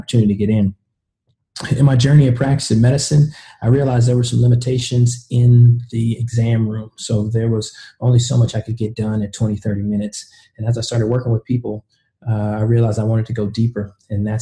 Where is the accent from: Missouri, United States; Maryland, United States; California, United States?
Missouri, United States; Kansas City; also born or lived in the South; originally, I'm from Kansas City, Missouri.